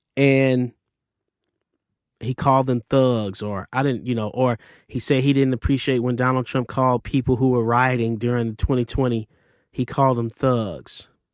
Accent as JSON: {"language": "English", "town": "Detroit", "region": "Michigan", "country": "United States", "tie": "born or raised there", "said": "growing up in Detroit, Canada was across the street"}